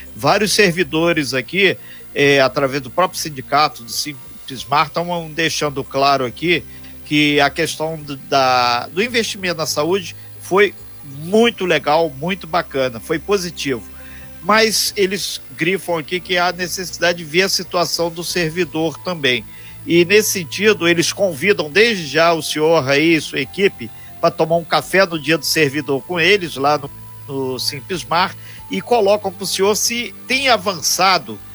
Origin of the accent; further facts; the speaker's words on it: Minas Gerais, Brazil; moved away; não sou angrense, sou mineiro